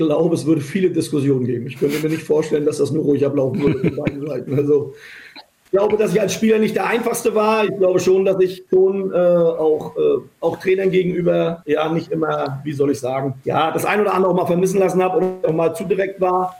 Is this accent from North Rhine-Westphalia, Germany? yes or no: no; Rostock, Mecklenburg-Vorpommern, Germany; moved away as an adult; also born or lived in Köpenick, Berlin / Cologne; now in Berlin, Germany; Das ist meine, ist meine Heimatstadt.